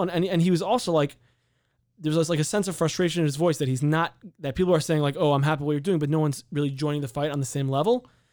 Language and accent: English; San Diego, California, United States; now in Chicago, United States; I'm from San Diego